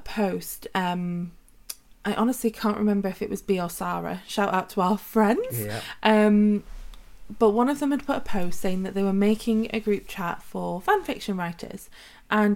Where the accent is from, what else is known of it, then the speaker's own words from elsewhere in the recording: Wales, United Kingdom; our country of Wales in the UK